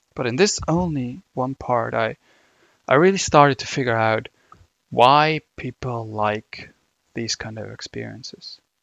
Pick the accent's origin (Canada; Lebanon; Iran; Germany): Germany; accent: German; English is a second language; my, my German accent coming through